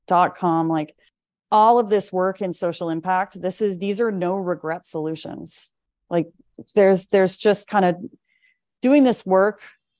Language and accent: English; Lunenburg, Nova Scotia, Canada; now in Vancouver, Canada; that's when I relocated to Vancouver from Halifax, from Lunenburg, Nova Scotia, and really started to kind of rebuild and rethink.